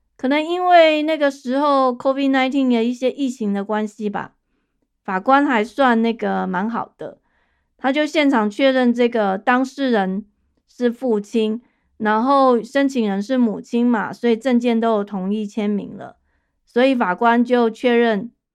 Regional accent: Taiwan; now in United States; 我在台湾长大的人

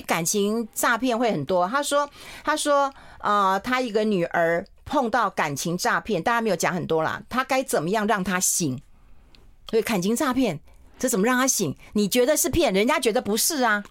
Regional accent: southern Taiwan, Taiwan; 我们南部人

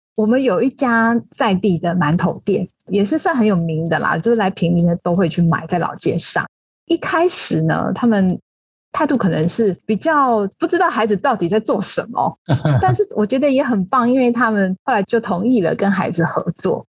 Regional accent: Taipei, Taiwan; also born or lived in Tainan / Pinglin, New Taipei; 我其实从小是在台北长大，所以一直在都会地区待了很久，包括整个成长的历程、学习的历程，还有工作的历程

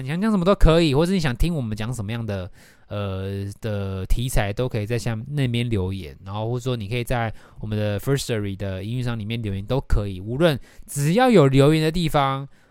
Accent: Taiwan; 就是以那种我们台湾人，亚洲小孩在学英文会遇到的问题

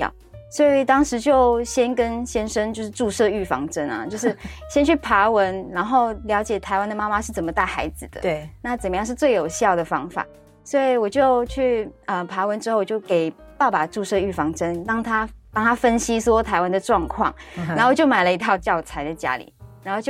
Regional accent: Malaysia; first language Chinese; 那中文是我们的母语，嗯、所以我们一定会学，因为在家里要跟家人还有朋友用中文。那在学校呢，就是要学马来文，因为马来文是我们的国语，是就是国家的语言

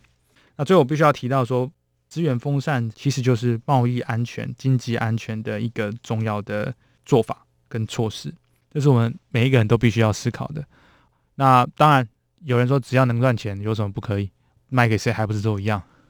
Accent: Taiwan; 当然是给我们台湾人民非常亲切的感觉。

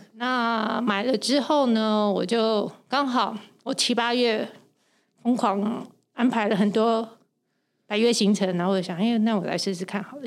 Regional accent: Taiwan; 加上我一个台湾人

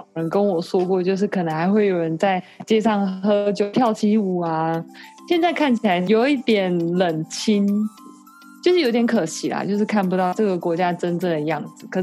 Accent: Taiwan; 不是不是，我是台湾人。

